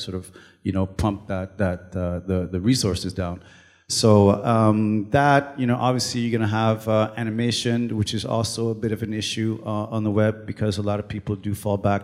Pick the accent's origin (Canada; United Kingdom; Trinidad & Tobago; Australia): Canada; first language French; English is a second language; also born or lived in Toronto; I'm Canadian and I live in Toronto